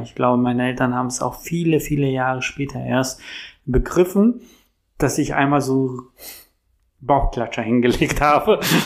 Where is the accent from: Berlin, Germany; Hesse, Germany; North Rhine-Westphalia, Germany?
Berlin, Germany; ich bin Berliner, ich bin hier groß geworden